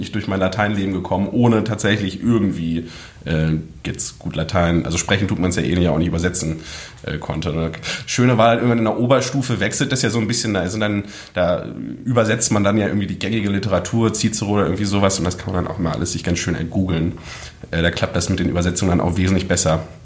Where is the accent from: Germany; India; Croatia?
Germany; Hagen, North Rhine-Westphalia; moved away as an adult; now in Berlin, Germany; komme aus dem wunderschönen Hagen in NRW